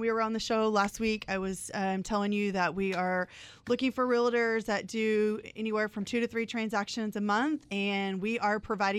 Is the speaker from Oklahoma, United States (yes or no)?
yes; Oklahoma, United States; I'm from Oklahoma.